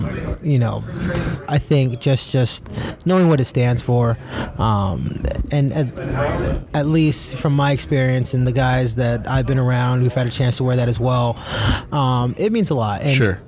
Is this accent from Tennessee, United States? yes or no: no; San Diego, California, United States; I'm actually from San Diego.